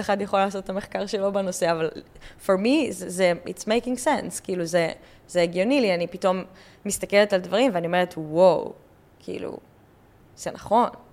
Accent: Israel; אני ישראלית, הייתי בצבא

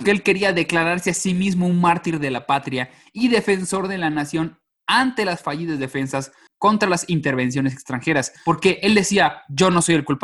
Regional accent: Mexico; yo soy de provincia.

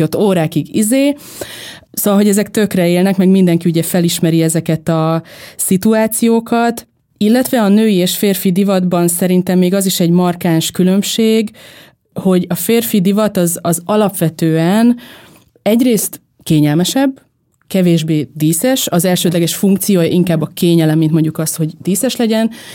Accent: Veszprém, Veszprém County, Hungary; moved away; egy Veszprémben nőttem fel

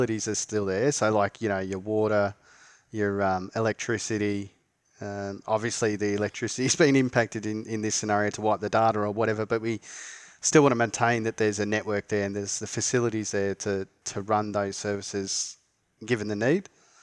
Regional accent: Australia; We're both Australian

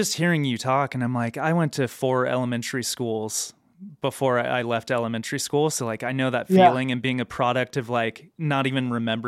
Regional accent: South Orange County, California, United States; we were growing up in South Orange County

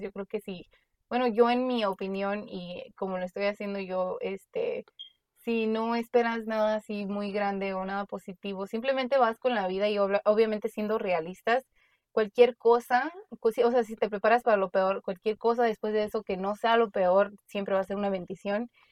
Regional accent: Mexico; moved away; como nosotros crecimos en México un tiempo, vimos diferentes problemas, vivimos diferente, vinimos para acá

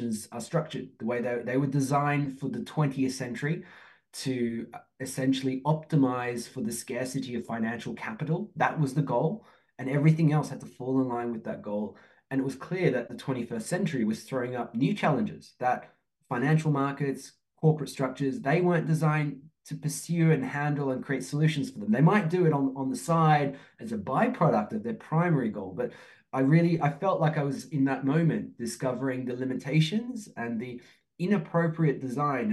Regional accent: Australia; moved away as an adult; also born or lived in Turkey; now in Oxford, United Kingdom; I'm from Turkey originally, grew up in Australia, live in the UK

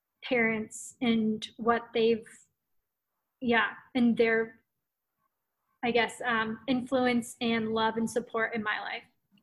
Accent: Yokota, Tokyo, Japan; especially growing up in Yokota, like your friends became your family.

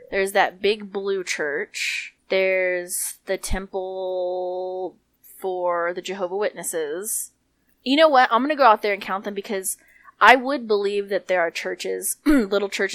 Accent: New Mexico, United States; we're from New Mexico

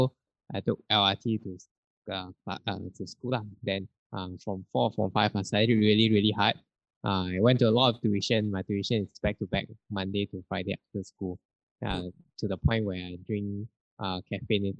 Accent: Ampang, Selangor, Malaysia; was born in Ampang and I grew up in Ampang as well

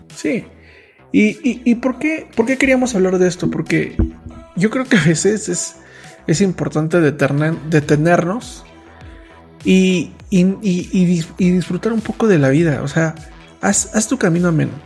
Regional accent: Mexico; nací en México

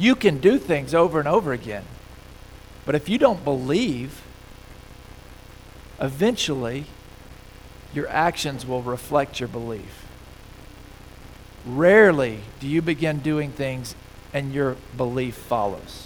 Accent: Mississippi, United States; now in Fort Collins, United States; I grew up in Mississippi

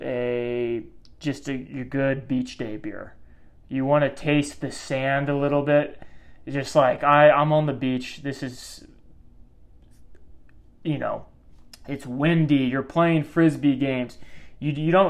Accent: Kansas City, United States; both Mike and I. We're from Kansas City, which is very much a suburban area.

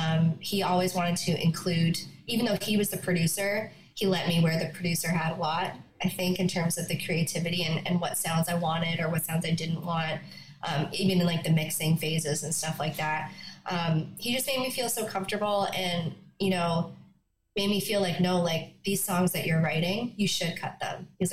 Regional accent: Yellowknife, Northwest Territories, Canada; born there; I was born in Yellowknife. I was born in Yellowknife and screeched in.

